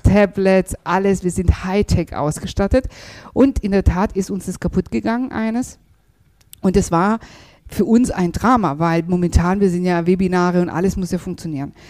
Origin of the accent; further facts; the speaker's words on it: Germany; wir sind ja in Deutschland geboren, aufgewachsen